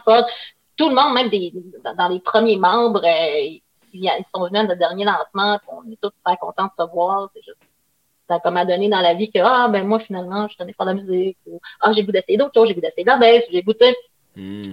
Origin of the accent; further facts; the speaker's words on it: Quebec, Canada; also born or lived in Paris, France; j'ai grandi au Lac-Saint-Jean